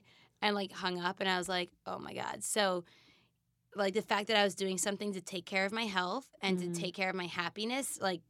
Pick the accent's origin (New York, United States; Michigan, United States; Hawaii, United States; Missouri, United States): New York, United States; Manhasset; born or raised there